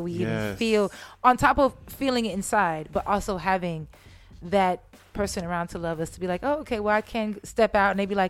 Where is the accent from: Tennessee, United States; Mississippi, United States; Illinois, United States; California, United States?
California, United States; San Jose; originally from San Jose, California. So the Bay Area.